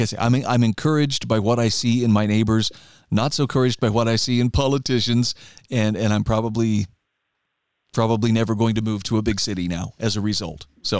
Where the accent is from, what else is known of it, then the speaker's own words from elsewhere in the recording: Idaho, United States; a lot of people who have found their way to my home state of Idaho